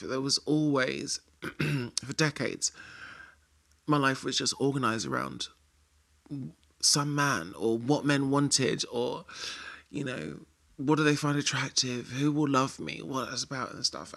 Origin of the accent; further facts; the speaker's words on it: London, United Kingdom; being a Londoner